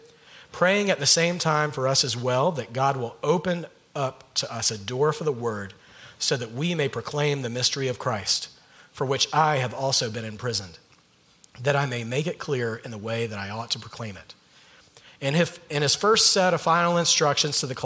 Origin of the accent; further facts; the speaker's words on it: Georgia, United States; moved away as an adult; also born or lived in North Carolina; now in California, United States; Allison, my wife, and I are mainly from the state of Georgia.